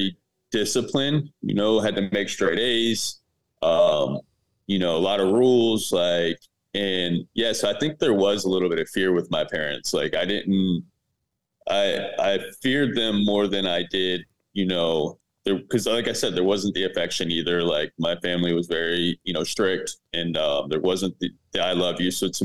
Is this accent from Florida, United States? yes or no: yes; Fort Pierce, Florida, United States; I was raised in Fort Pierce, Florida, with my dad and my stepmom